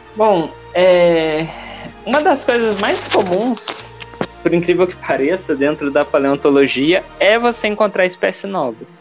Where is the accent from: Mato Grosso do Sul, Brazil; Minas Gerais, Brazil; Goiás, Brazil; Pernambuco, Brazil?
Minas Gerais, Brazil; Uberlândia; moved away as an adult; also born or lived in Rio de Janeiro / Rio Branco, Acre; now in Manaus, Brazil; sou de Berlândia, Minas Gerais